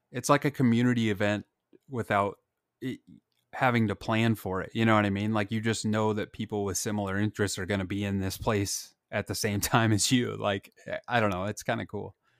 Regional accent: Blair, Nebraska, United States; my hometown Blair

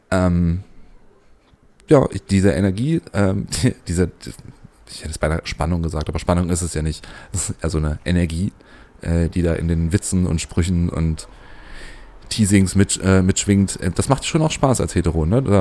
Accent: Magdeburg, Saxony-Anhalt, Germany; now in Leipzig, Germany; ich komme eigentlich aus Magdeburg. ähm, also für die, die es nicht kennen, ist die Landeshauptstadt von Sachsen-Anhalt.

